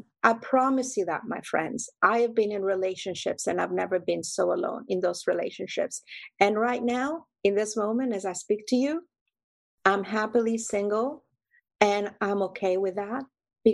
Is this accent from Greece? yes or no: yes; Greece; moved away; my mom, my family roots, my royal blood, growing up in Greece